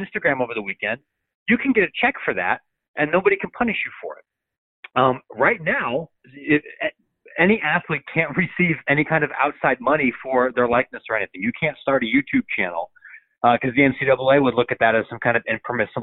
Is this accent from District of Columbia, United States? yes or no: no; Illinois, United States; my home state here of Illinois.